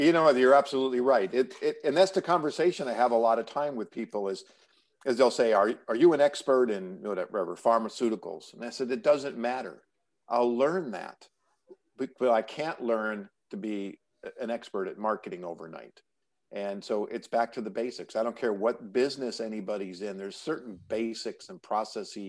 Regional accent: New York, United States; now in California, United States; I live in California, but I grew up in New York

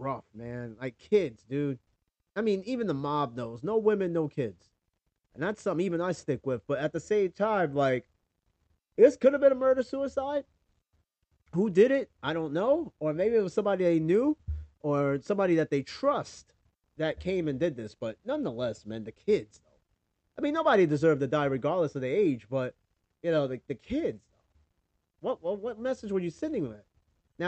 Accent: New York, United States; moved away as an adult; now in Tennessee, United States; I'm from New York

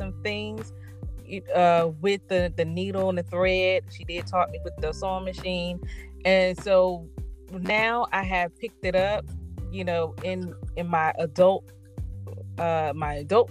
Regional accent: Hamlet, North Carolina, United States; now in Greensboro, United States; I am from Hamlet, North Carolina. It's a small town.

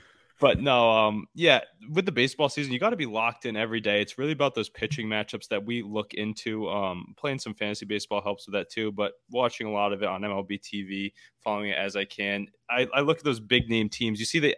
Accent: Rhode Island, United States; I'm from Rhode Island.

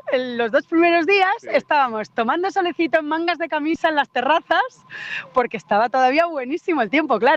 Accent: Canary Islands, Spain; somos amigos de distintas islas

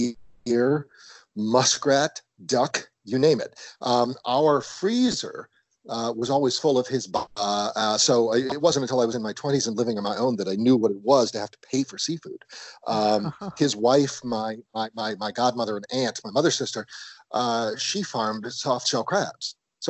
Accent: New Orleans, Louisiana, United States; I grew up in New Orleans in a Creole family whose roots, my family arrived from Brittany in the 16th. So we go way back.

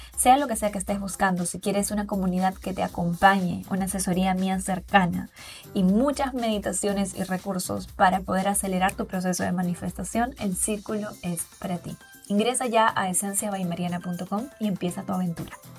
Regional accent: Peru; moved away as an adult; now in Riviera Maya, Mexico; En mi país, Perú

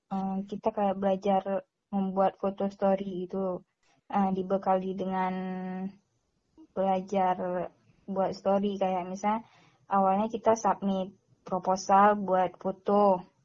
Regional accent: Aceh, Indonesia; cuman karena aku dari Aceh terus ke sana mereka juga kasih grant itu sebesar 7 juta setengah

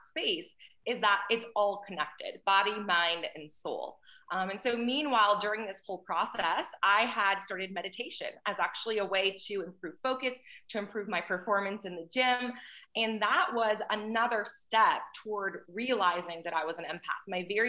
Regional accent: North Dakota, United States; moved away; also born or lived in Houston, Texas; I grew up in North Dakota in a very small town

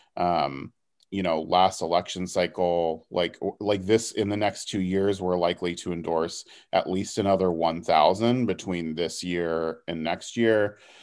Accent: Houston, Texas, United States; also born or lived in Dallas; I'm from Houston originally

